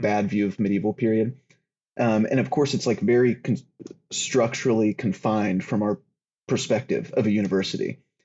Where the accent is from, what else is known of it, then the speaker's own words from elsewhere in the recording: the South, United States; I grew up in the South